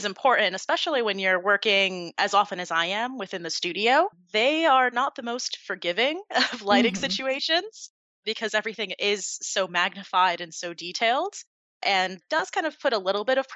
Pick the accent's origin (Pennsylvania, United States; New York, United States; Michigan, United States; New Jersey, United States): New Jersey, United States; Point Pleasant; now in South Florida, United States; originally born and raised in Point Pleasant, New Jersey